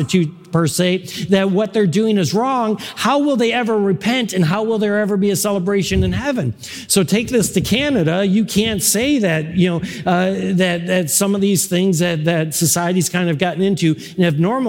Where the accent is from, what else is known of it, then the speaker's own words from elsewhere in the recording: Buffalo, New York, United States; moved away; I'm originally from Buffalo.